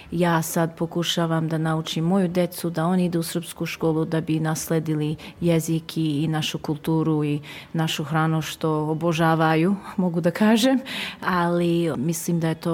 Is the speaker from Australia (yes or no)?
yes; Dandenong, Victoria, Australia; došli ovdje u Dandinong, priseli smo se tu i počeo život tu. Ja i brat smo rođeni ovdje u Dandinong, išli ovdje u školu, završili školu ovdje